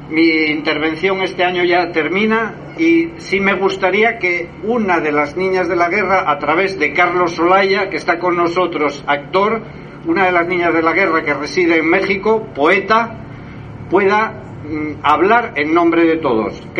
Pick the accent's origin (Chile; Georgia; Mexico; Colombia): Georgia; Tbilisi; born there; Siempre fuimos los niños de Rusia. Yo nací en Tbilisi, en Georgia, pero bueno, siempre fuimos todos los niños de Rusia.